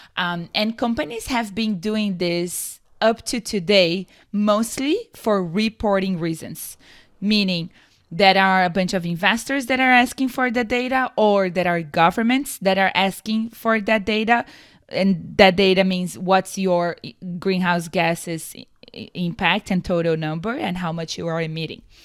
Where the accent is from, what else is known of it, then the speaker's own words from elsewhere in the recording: Brazil; moved away as an adult; also born or lived in San Diego, California; now in United States; I'm from Brazil originally, and I moved to the U S roughly six years ago